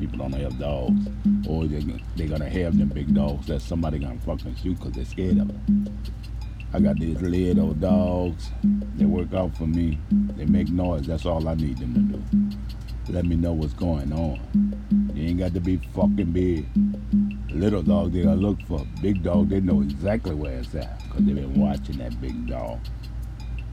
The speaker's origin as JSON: {"language": "English", "town": "New Orleans", "region": "Louisiana", "country": "United States", "tie": "born or raised there", "moved": "yes", "said": "I was raised in Desire"}